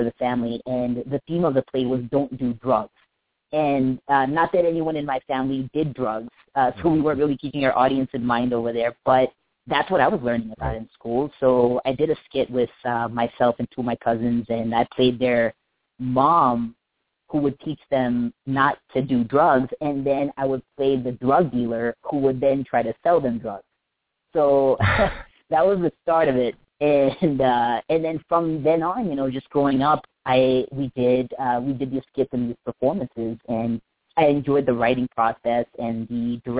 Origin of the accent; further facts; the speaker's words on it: North Carolina, United States; now in Los Angeles, United States; born and raised in North Carolina. And my family's from India